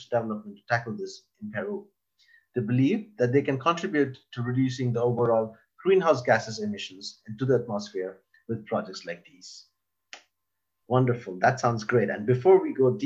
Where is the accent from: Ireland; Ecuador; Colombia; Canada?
Ireland; now in Sweden; I've grown up for most parts in Ireland